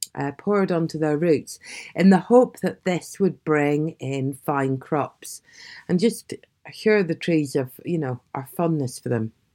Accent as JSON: {"language": "English", "town": "Aberdeen", "region": "Scotland", "country": "United Kingdom", "also_born_or_lived": "South West England", "moved": "yes", "said": "I'm from Aberdeen originally, the same place Elizabeth Blackwell is fr-, was from"}